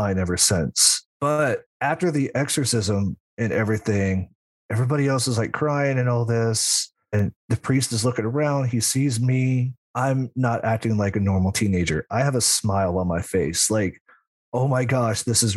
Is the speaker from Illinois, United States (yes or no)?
no; Southern Indiana, United States; I'm from Southern Indiana, and sadly enough, there was slavery there. And the house I lived on is used to be part of a bigger farming plantation